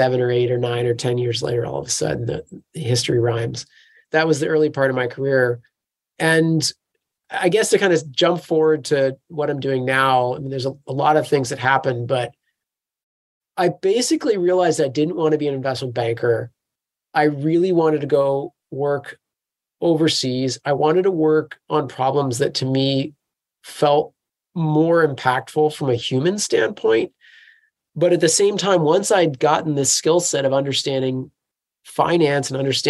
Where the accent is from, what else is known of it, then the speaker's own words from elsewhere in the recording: close to Washington, D.C., East Coast, United States; moved away as an adult; also born or lived in California; now in London, United Kingdom; I grew up on the East Coast, close to Washington, D.C.